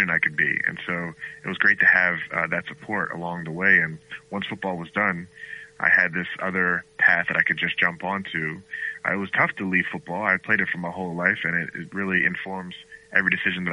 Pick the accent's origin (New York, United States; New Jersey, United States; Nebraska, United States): New Jersey, United States; Galloway; also born or lived in Bahamas; now in Boston, United States; grew up in South Jersey, a town called Galloway, right outside of Atlantic City